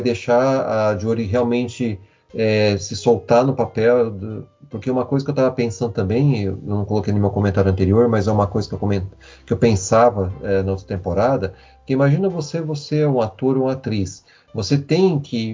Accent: interior of São Paulo, Brazil; sou do interior de São Paulo

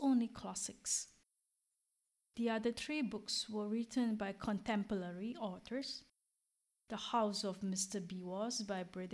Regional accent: Singapore; moved away as an adult; now in France; I am originally from Singapore, a little country in Southeast Asia

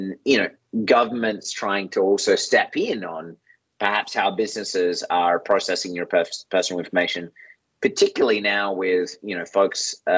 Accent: Australia; I'm Australian

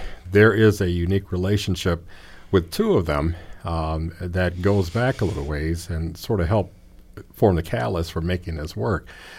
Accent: Gary, Indiana, United States; the irony to me and Chief James, William, and myself, we hail from Gary, Indiana, and we could talk about perceptions of cities.

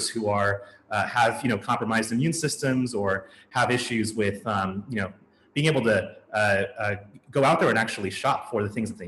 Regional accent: Colorado Springs, Colorado, United States; now in New York City, United States; I'm originally from Colorado, actually. I spent a lot of time in Colorado Springs, Colorado

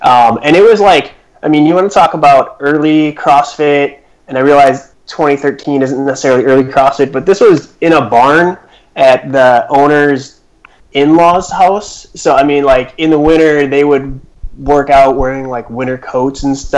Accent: Chicago, Illinois, United States; also born or lived in Minnesota; now in Madison, United States; I grew up in the Michael Jordan era of Chicago, so basketball was always number one.

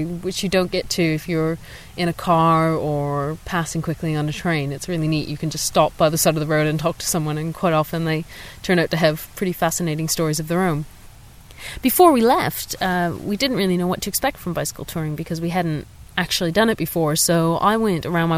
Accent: Canada; moved away as an adult; now in London, United Kingdom; we're two Canadians

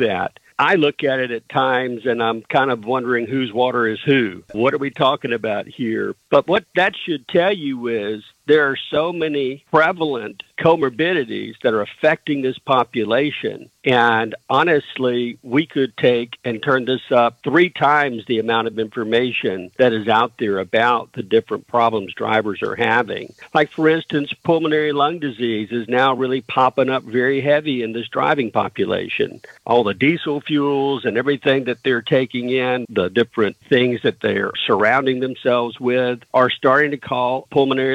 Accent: the South, United States; I'm from the South

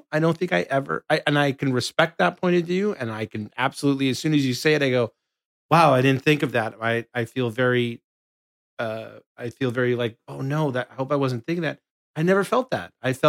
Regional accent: Bridgeport, Connecticut, United States; I grew up in Connecticut. So in Bridgeport, Connecticut, there was a lot of diversity there.

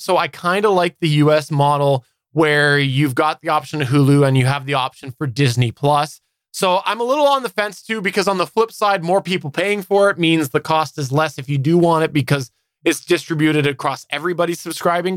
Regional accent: Canada; as a Canadian

